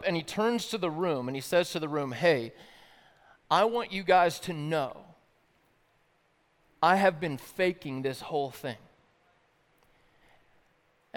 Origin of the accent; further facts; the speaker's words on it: the South, United States; I grew up in the South